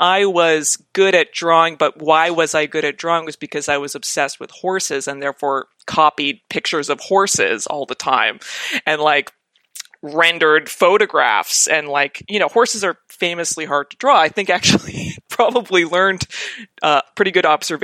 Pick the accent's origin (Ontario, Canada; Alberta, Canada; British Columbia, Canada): Alberta, Canada; Calgary; now in Toronto, Canada; I grew up in Calgary